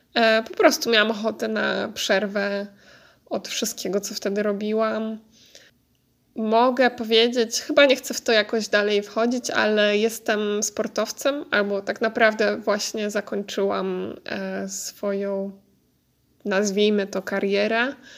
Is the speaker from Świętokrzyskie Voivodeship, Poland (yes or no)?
no; near Warsaw, Masovian Voivodeship, Poland; moved away as an adult; now in Netherlands; ja jestem z okolic Warszawy